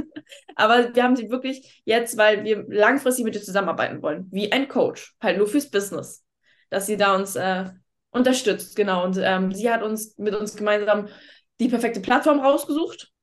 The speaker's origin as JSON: {"language": "German", "town": "Lübeck", "region": "Schleswig-Holstein", "country": "Germany", "moved": "yes", "said": "Ich komme ja nicht gebürtig aus Hamburg, ich komme aus Lübeck"}